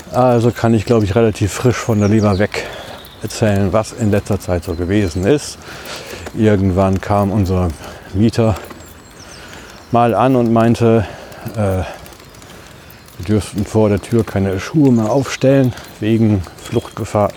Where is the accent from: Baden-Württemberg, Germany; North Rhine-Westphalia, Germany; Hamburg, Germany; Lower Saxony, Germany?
North Rhine-Westphalia, Germany; Ibbenbüren; now in Düsseldorf, Germany; die Wohnungslage in meiner Heimatstadt war ja eher angespannt